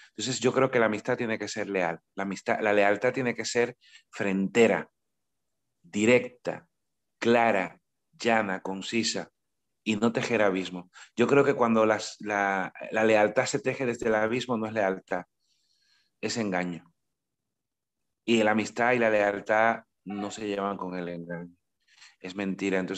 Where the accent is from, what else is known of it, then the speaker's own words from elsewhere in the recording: Cuba; Yo no soy costeño, yo soy isleño. Entonces, claro, no es lo mismo ser caribeño de isla que caribeño de costa. El mar está de mi pueblo a 15 kilómetros y 15 kilómetros en una isla tan estrecha como Cuba suponen atravesar el mundo.